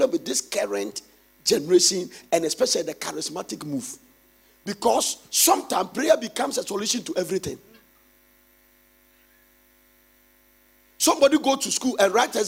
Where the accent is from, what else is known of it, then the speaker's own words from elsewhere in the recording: Ghana; as a Ghanaian